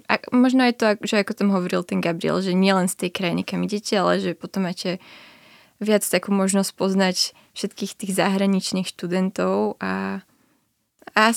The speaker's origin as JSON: {"language": "Slovak", "town": "Bratislava", "region": "Bratislava Region", "country": "Slovakia", "moved": "as an adult", "lives_now": "Brno, Czech Republic", "said": "som nechcela zostať doma v Bratislave."}